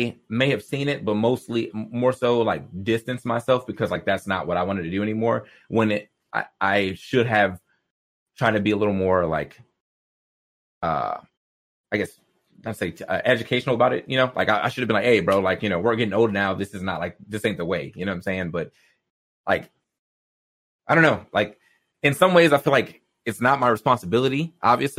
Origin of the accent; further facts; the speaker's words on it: the South, United States; I grew up in the South